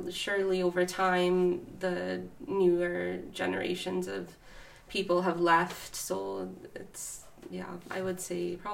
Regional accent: Thunder Bay, Ontario, Canada; Yes, yeah, born and raised here.

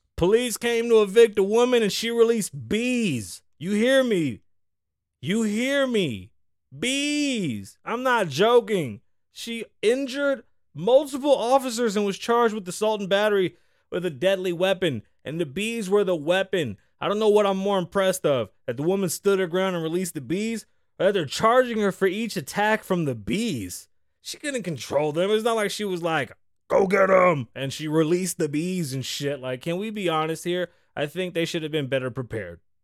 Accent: New York City, New York, United States; moved away as an adult; now in Las Vegas, United States; I'm from the Bronx. I'm a Puerto Rican kid

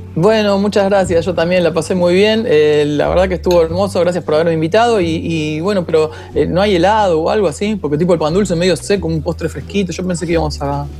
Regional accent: Haedo, Buenos Aires Province, Argentina; yo soy de Aedo

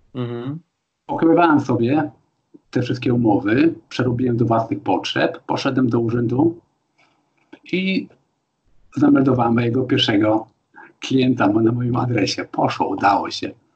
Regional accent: Poland; moved away as an adult; also born or lived in Sopot; now in Germany; Tak samo jak ja teraz przyjeżdżam do Polski po 30 latach

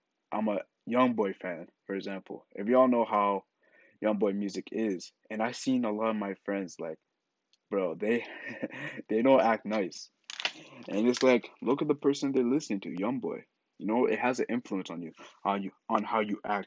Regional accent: Ghana; I'm Ghanaian, so we're both African.

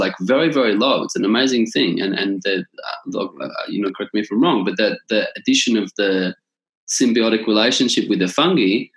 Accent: Australia; I'm Australian

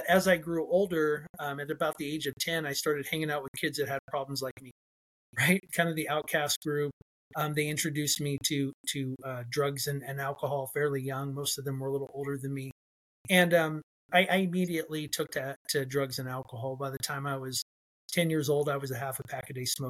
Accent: Fresno, California, United States; also born or lived in Edwards Air Force Base, California; I was born on Edwards Air Force Base. And my mom stayed with him for a little while. And then when she left him, she brought me home to Central California here in Fresno. And I was raised apart from him

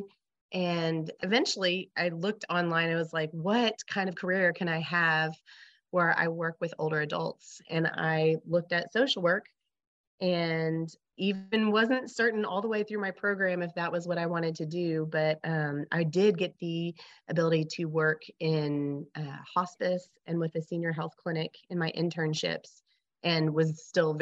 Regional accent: Arkansas, United States; also born or lived in Lansing, Michigan / New Mexico; I was born in Lansing, Michigan, but my parents scooped me down to Arkansas very quickly as my mom took a position at the University of Arkansas

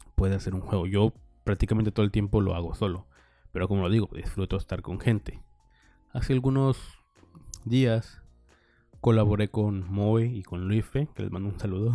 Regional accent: Nayarit, Mexico; now in Sinaloa, Mexico; yo soy de Nayarit, pero vivo en Sinaloa

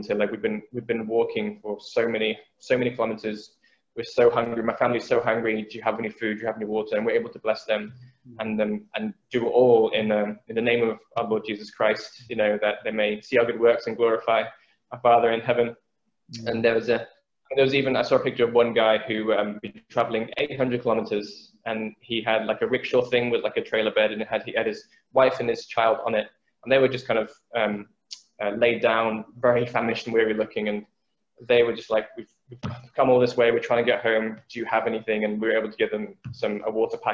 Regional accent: England, United Kingdom; I'm an Englishman, and though my parents are from Vietnam

